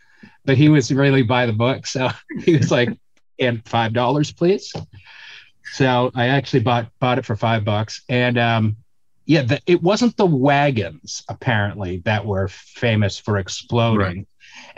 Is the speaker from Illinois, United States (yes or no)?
no; Weymouth, Massachusetts, United States; moved away as an adult; also born or lived in New York; growing up in Weymouth, Massachusetts, it's like 10 minutes, 15 minutes south of Boston.